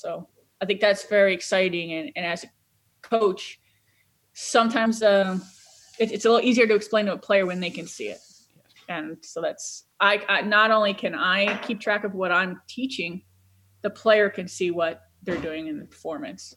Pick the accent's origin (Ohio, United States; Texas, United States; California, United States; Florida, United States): Ohio, United States; Cleveland; I'm from Cleveland